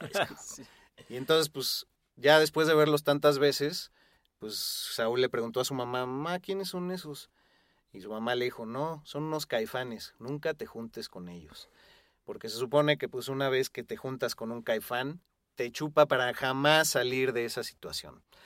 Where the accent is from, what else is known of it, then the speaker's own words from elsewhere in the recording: Mexico; todos los que somos eh, mexicanos